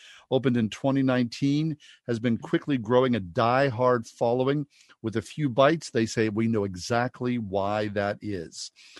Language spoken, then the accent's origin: English; Pittsburgh, Pennsylvania, United States; Now, growing up in Pittsburgh